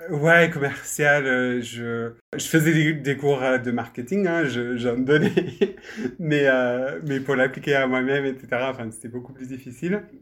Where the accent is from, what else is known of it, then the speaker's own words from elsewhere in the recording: United Kingdom; French is a second language; moved away; on pourra peut-être l'entendre euh, dans ma voix, je suis, euh, je suis britannique